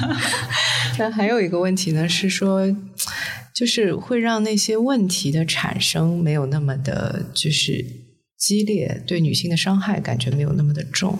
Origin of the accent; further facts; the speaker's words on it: Shanghai, China; 从小在上海长大的